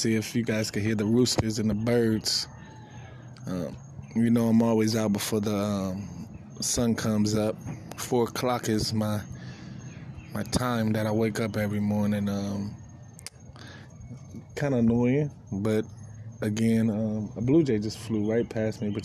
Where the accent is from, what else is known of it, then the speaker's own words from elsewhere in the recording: East Coast, Northeast, United States; also born or lived in Midwest / California; now in Florida, United States; the North East Coast, where I'm originally from. I was born in Midwest, raised in California / East Coast